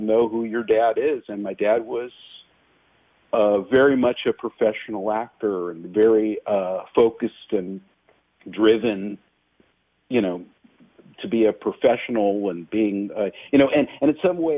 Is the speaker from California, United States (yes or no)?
yes; Los Angeles, California, United States; I'm definitely born and bred in Los Angeles, actually San Fernando Valley